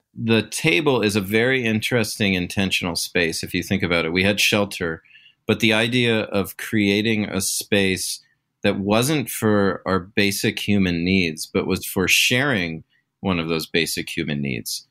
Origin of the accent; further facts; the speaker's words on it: Pacific Northwest, United States; I'm, I'm from the Great Pacific Northwest. And when you're from here, it's hard to ever leave